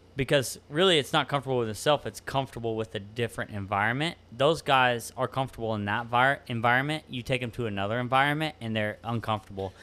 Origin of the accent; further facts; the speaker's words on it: Mason, Texas, United States; also born or lived in Galveston, Texas; I, I grew, grew up in, in, in the middle of Texas